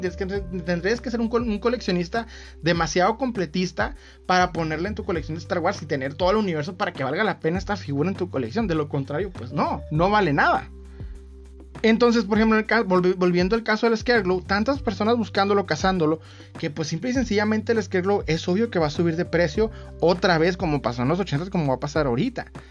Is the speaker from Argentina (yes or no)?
no; Mexico; Soy mexicano